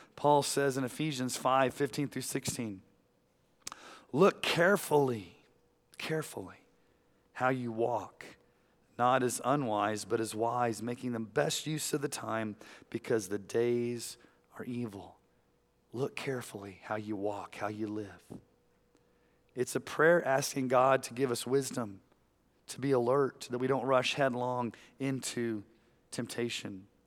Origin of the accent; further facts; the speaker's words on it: Texas, United States; when I was growing up in Texas